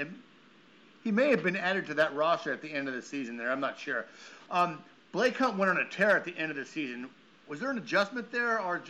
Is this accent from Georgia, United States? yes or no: no; San Diego, California, United States; I'm from San Diego, so I'm geographically allergic to snow.